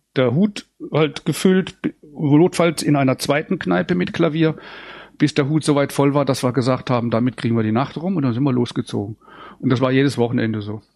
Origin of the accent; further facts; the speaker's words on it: St. Peter, Baden-Württemberg, Germany; now in Sauerland, Germany; da bin ich aufgewachsen mit drei Brüdern auf dem Land in dem kleinen Dorf